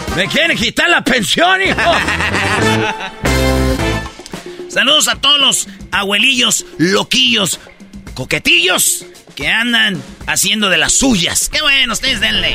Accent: Jiquilpan, Michoacán, Mexico; yo estaba en Jiquilpan, Michoacán, ahí donde yo nací

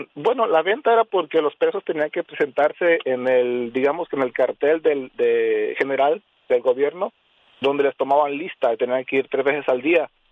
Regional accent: Los Achotes, Jalisco, Mexico; Yo nací en Jalisco, en Los Achotes, Jalisco.

